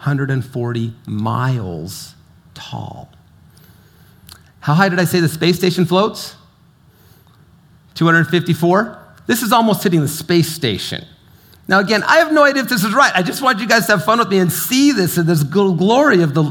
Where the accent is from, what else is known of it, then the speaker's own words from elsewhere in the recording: St. George, Utah, United States; the little virgin river that I grew up by in St. George